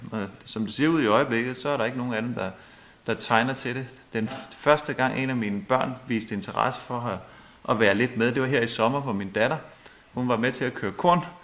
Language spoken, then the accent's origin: Danish; Holbæk, Zealand, Denmark; jeg er jo født her i Holbæk. Uh, vi boede uden for Holbæk i Bredetved, der boede jeg sammen med mine forældre